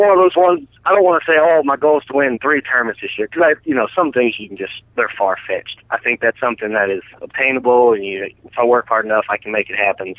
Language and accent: English; Colorado, United States; moved away as an adult; also born or lived in Winchester, Virginia; my family moved to Colorado when I was eight